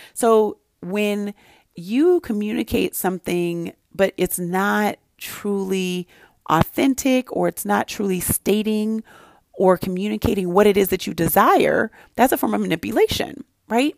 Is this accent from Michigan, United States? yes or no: no; Santa Barbara, California, United States; I grew up in Santa Barbara, California